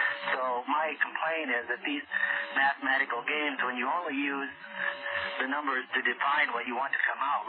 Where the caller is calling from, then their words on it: Sparks, Nevada, United States; I live in Sparks.